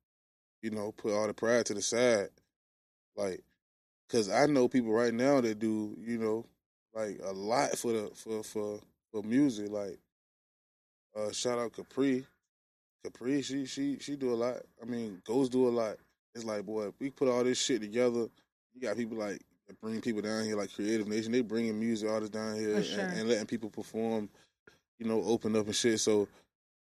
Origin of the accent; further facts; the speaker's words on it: Portsmouth, Virginia, United States; I'm from Portsmouth, Virginia